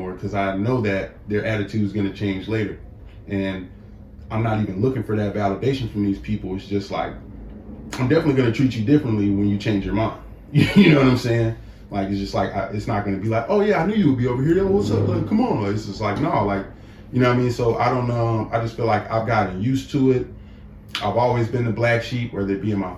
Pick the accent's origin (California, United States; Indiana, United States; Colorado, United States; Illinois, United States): California, United States; Inglewood; growing up in Inglewood